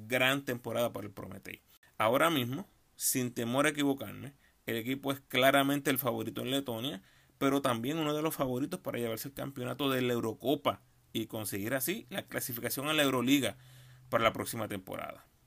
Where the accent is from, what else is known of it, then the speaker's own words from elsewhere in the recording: Puerto Rico; como puertorriqueños en la NBA